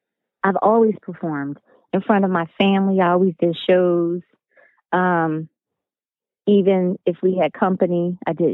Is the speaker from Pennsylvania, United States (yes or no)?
yes; Philadelphia, Pennsylvania, United States; I'm from Philly.